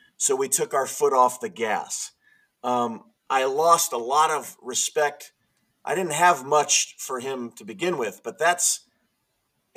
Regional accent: San Diego, California, United States; now in Bellevue, United States; I grew up in San Diego

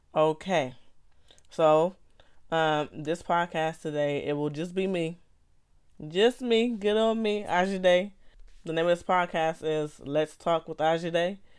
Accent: Los Angeles, California, United States; I grew up in Los Angeles, California

